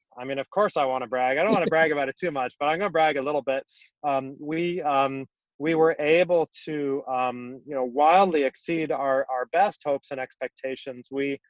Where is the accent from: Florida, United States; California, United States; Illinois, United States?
Illinois, United States; Chicago; moved away; I'm a native of Chicago